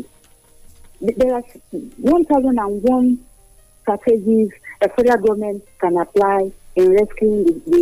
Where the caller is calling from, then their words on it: Lagos, Nigeria; from Marina, Lagos.